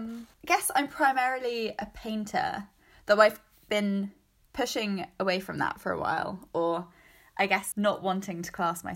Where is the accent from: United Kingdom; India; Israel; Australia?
United Kingdom; England; now in Baltimore, United States; I am from the South Coast of England.